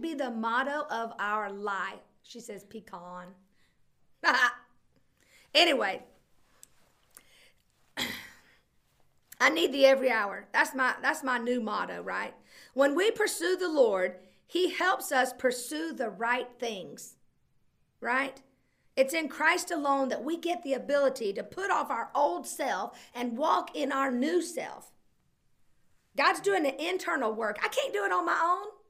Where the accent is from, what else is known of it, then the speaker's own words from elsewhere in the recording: United States; I grew up on the Alabama line